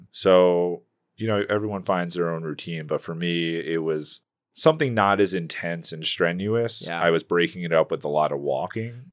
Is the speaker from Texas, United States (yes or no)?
no; Connecticut, United States; I'm from Connecticut.